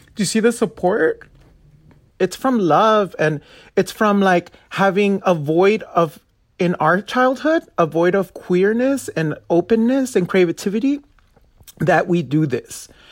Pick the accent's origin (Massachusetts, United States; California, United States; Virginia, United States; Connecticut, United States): California, United States; Los Angeles; I'm originally from South Central L